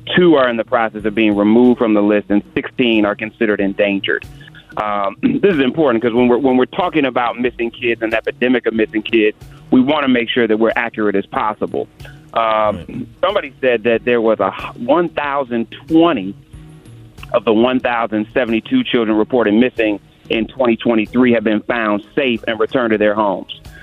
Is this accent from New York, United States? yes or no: no; Cleveland, Ohio, United States; my hometown of Cleveland, Ohio